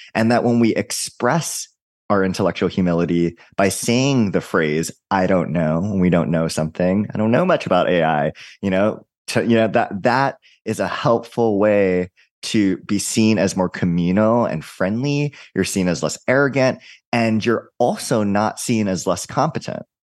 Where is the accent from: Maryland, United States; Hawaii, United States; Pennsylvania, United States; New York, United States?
Hawaii, United States; I'm from Hawaii